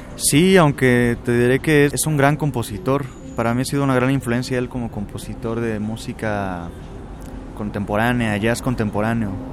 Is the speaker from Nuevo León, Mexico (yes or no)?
no; Córdoba, Veracruz, Mexico; also born or lived in Xalapa, Veracruz; viví hasta los cuatro años en Jalapa y de ahí nos mudamos a la ciudad de Córdoba. Entonces donde comienzo mis estudios musicales es en Córdoba, Veracruz